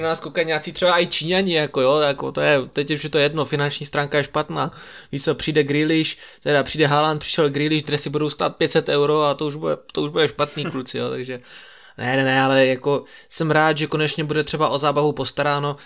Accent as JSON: {"language": "Czech", "town": "Brno", "region": "South Moravian Region", "country": "Czechia", "said": "tady u nás v Brně"}